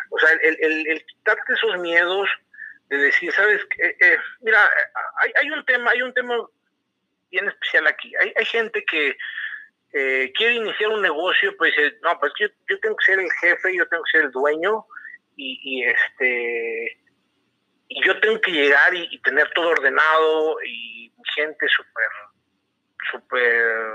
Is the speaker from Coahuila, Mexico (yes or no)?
yes; Torreón, Coahuila, Mexico; now in Querétaro, Mexico; yo vengo de Torreón